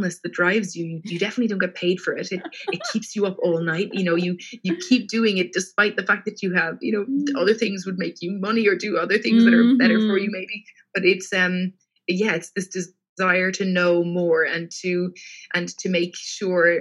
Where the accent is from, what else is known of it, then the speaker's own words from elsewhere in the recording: Cork, Munster, Ireland; moved away as an adult; now in London, United Kingdom; I am from Cork in the south of Ireland, and I studied my undergraduate degree there in molecular genetics.